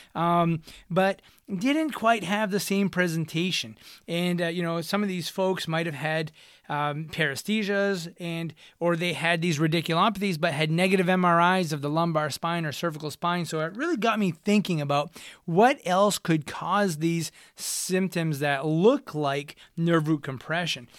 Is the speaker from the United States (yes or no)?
yes; United States; accent: Franco-American; first language French; English is a second language; I am Franco-American, and my first language was French, and, uh, it switched over to English pretty quickly once I hit the school systems